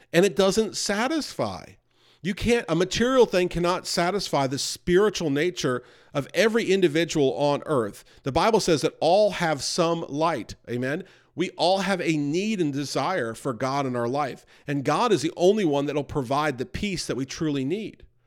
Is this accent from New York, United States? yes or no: yes; New York, United States; I grew up near New York.